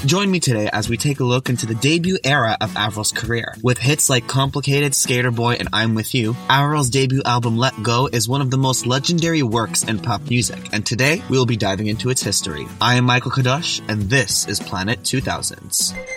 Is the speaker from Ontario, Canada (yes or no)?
yes; Toronto, Ontario, Canada; I'm actually from Toronto